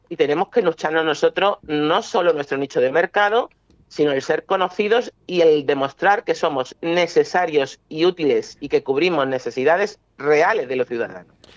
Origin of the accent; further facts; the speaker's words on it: Málaga, Andalusia, Spain; el clima de mi tierra